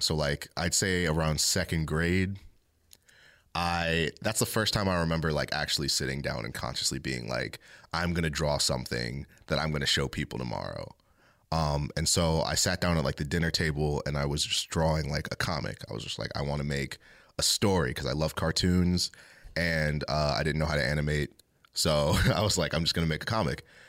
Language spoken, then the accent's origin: English; Ellicott City, Maryland, United States; also born or lived in Catonsville, Maryland / Baltimore, Maryland; I was born in Ellicott City, Maryland, um, and I've basically lived there my whole life